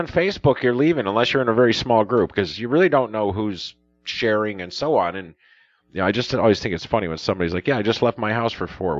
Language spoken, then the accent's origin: English; Chicago, Illinois, United States; growing up in Chicago and knowing what rush hour is